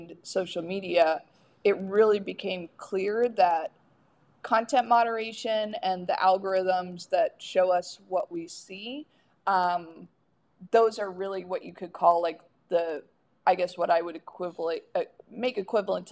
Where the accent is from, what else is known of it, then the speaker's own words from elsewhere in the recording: the South, United States; growing up in the South